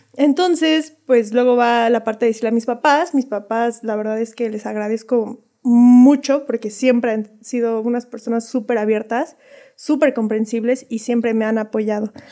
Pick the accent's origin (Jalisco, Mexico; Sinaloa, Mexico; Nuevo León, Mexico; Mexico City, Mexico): Mexico City, Mexico; moved away as an adult; now in Zibatá, Querétaro, Mexico; somos de la Ciudad de México